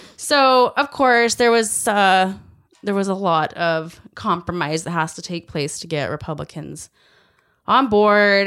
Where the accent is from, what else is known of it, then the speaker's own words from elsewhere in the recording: United States; as an American